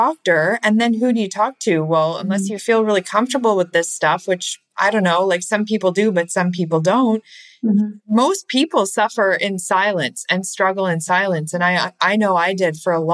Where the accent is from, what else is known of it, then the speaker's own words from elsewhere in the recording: Canada; I'm from Canada, by the way. I'm Canadian